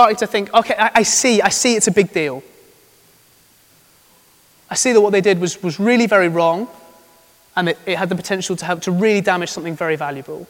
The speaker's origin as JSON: {"language": "English", "country": "United Kingdom"}